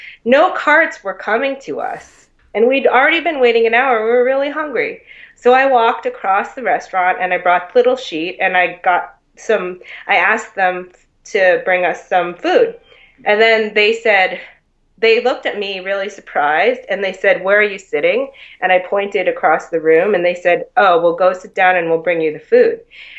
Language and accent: English; Boston, Massachusetts, United States; really shaped by being from here too.